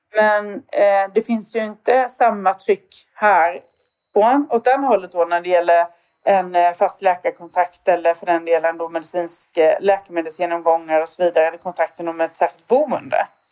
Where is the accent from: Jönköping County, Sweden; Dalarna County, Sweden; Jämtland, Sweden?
Jönköping County, Sweden; Värnamo; now in Växjö, Sweden; jag är från Värnamo då, fast numera då får man väl ändå titulera sig Växjöbo